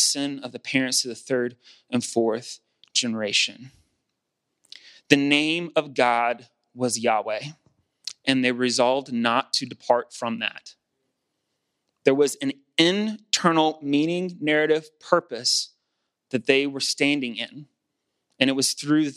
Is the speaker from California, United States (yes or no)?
no; South Georgia, United States; It's because I grew up in the state of Georgia. It's because that's a representative of growing up in South Georgia.